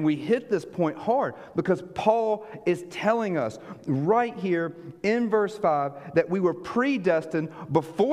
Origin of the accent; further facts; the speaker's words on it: United States; moved away as an adult; also born or lived in Israel; American that sounds like this